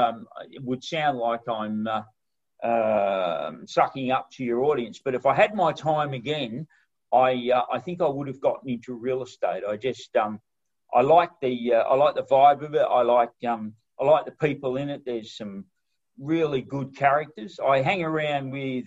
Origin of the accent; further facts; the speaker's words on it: Broken Hill, New South Wales, Australia; I grew up in Broken Hill